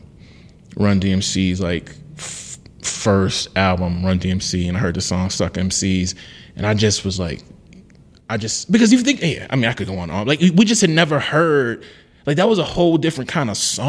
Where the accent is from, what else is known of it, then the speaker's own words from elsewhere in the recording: Deep South, United States; I'm from the Black Deep South